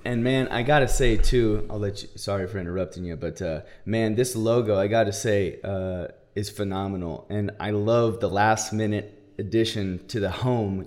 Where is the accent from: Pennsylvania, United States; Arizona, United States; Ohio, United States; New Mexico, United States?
Arizona, United States; now in California, United States; I grew up in Arizona, so we went shooting, hunting, all